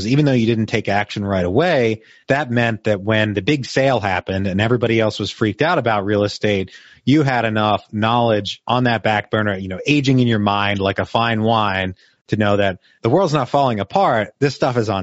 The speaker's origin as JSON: {"language": "English", "region": "the North", "country": "United States", "moved": "yes", "said": "I'm not originally from the South myself. I'm originally a Yankee"}